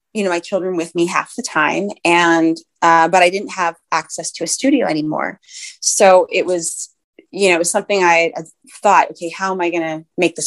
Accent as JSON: {"language": "English", "region": "Ohio", "country": "United States", "moved": "yes", "lives_now": "Bay Area, United States", "said": "I'm originally from Ohio"}